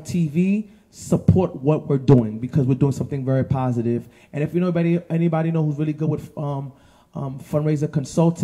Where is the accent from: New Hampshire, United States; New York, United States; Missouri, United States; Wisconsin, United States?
New York, United States; New York City; I'm from the Heights, but I rep the 9 too